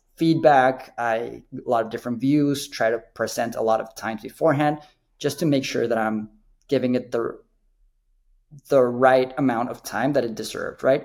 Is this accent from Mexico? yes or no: yes; Mexico City, Mexico; now in United States; I'm I'm from Mexico City originate. Um, I think just that makes sports really important for us. We grew up watching soccer